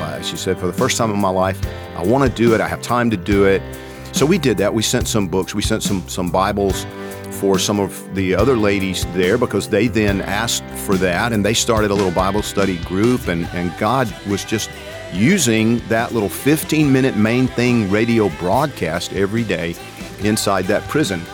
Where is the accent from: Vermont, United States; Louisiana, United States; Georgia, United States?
Georgia, United States; moved away; I'm from Georgia.